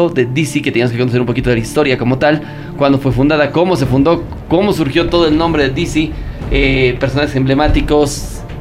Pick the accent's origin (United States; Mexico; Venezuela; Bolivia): Bolivia